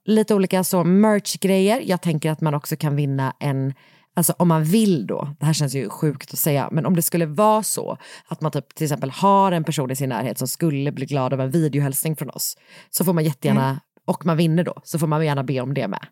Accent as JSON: {"language": "Swedish", "town": "Gothenburg", "region": "Västra Götaland", "country": "Sweden", "tie": "born or raised there", "moved": "yes", "said": "från min hemstad"}